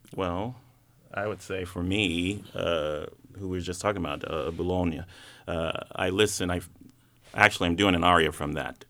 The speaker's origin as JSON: {"language": "English", "town": "Atlanta", "region": "Georgia", "country": "United States", "tie": "born or raised there", "said": "growing up in Atlanta"}